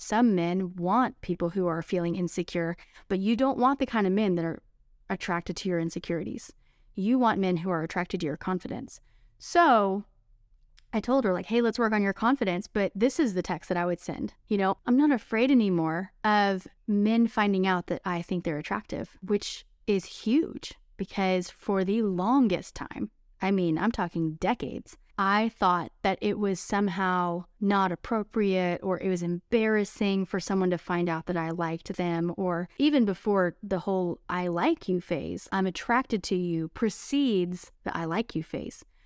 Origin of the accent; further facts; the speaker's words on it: Texas, United States; those old-fashioned values that I grew up with in Texas